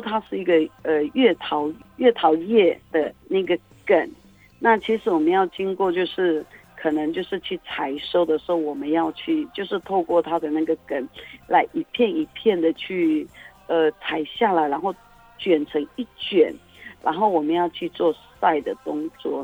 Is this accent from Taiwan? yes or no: yes; Majia, Pingtung County, Taiwan; 我是来自于屏东县马家乡